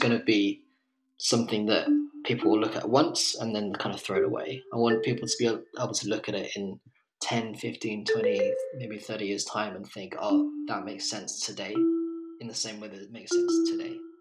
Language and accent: English; England, United Kingdom; moved away as an adult; also born or lived in Colombia / London; now in Lisbon, Portugal; I'm an English photographer, photographic artist, I guess, living in Lisbon